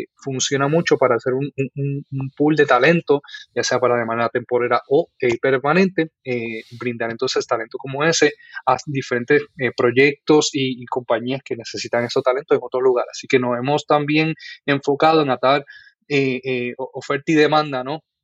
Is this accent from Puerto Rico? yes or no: yes; Guaynabo, Puerto Rico; also born or lived in Bayamón, Puerto Rico; Pues nací en Bayamón, Puerto Rico. Eh, viví casi toda mi vida en, Guaynabo, Puerto Rico. Este, y allí pues crecí